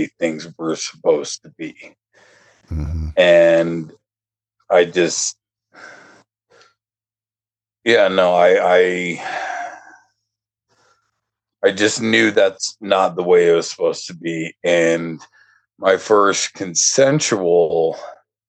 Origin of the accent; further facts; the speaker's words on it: Denver, Colorado, United States; I grew up in Denver, well, in one of the suburbs outside of Denver